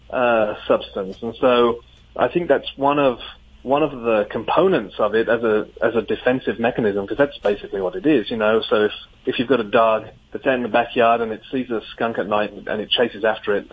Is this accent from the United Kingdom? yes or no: yes; England, United Kingdom; moved away as an adult; now in Grand Rapids, United States; growing up in England, I didn't, we don't have skunks there